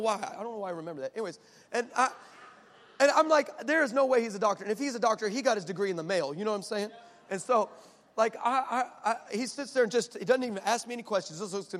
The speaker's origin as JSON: {"language": "English", "town": "El Paso", "region": "Texas", "country": "United States", "said": "I'm from El Paso, the 915."}